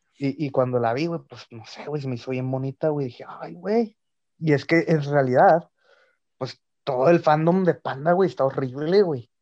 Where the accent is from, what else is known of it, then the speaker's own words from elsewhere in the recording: Ciudad Juárez, Chihuahua, Mexico; somos de Ciudad Juárez.